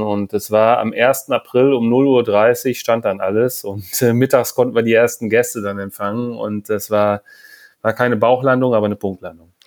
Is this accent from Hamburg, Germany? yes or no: yes; Hamburg, Germany; wir sind aus Hamburg